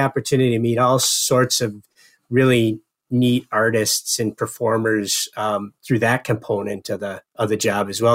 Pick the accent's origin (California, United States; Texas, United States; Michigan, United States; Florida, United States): Michigan, United States; Upper Peninsula of; now in White Bear Lake, United States; I grew up in the Upper Peninsula of Michigan